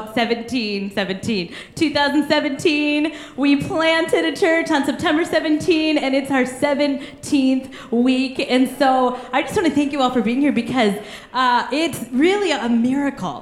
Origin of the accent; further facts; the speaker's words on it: Kansas, United States; I'm from Kansas. We love our beef, okay?